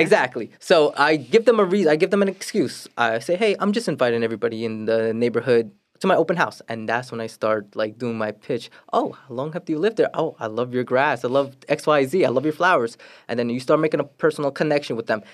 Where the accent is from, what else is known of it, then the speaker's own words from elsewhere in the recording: New York City, New York, United States; also born or lived in Florida; now in Queens, New York, United States; I grew up in Brooklyn. I grew up in Brooklyn for m, basically my whole life